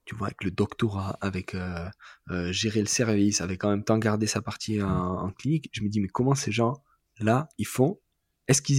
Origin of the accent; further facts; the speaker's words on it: south of France, France; C'est pas juste parce que je suis du Sud, mais moi